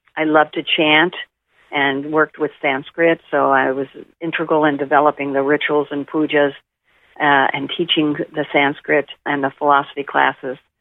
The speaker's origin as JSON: {"language": "English", "town": "Tulsa", "region": "Oklahoma", "country": "United States", "tie": "born or raised there", "moved": "yes", "said": "I grew up in Tulsa, Oklahoma, which was very homogenous at the time"}